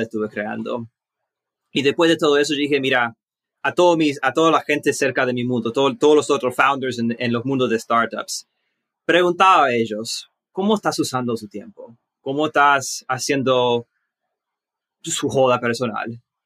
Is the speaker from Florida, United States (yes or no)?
yes; Miami, Florida, United States; also born or lived in Uruguay; Nací en Estados Unidos, nací en Miami, Florida